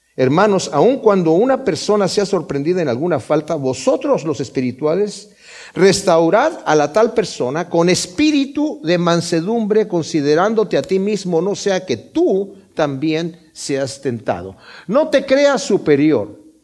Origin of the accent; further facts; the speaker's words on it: Mexico; yo soy de México